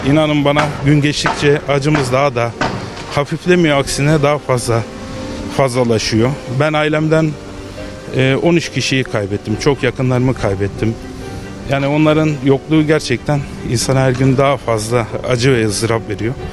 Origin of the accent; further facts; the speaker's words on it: Antakya, Hatay, Turkey; Biz Antakyalılar olarak, e, Hataylılar olarak başka yerde yaşamaya alışkın insanlar değiliz. Memleketimize döneceğiz.